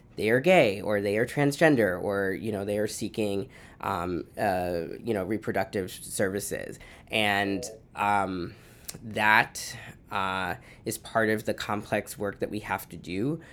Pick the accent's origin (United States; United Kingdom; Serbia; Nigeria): United States; outside of Boston, Massachusetts; also born or lived in Honduras; I was raised outside of Boston